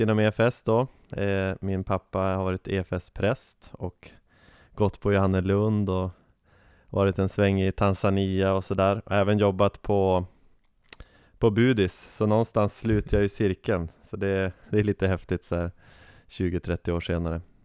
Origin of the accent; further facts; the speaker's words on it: Umeå, Västerbotten County, Sweden; accent: Norrland; moved away as an adult; now in Uppsala, Sweden; jag är ju en eh, norr, norrlänning som ni kanske hör på min dialekt. Född och uppväxt i Umeå